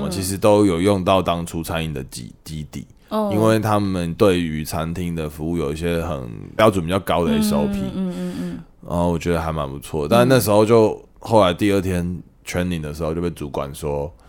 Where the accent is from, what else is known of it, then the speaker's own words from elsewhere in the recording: Taichung, Taiwan; 因为我都傻傻跟人家说我台中人，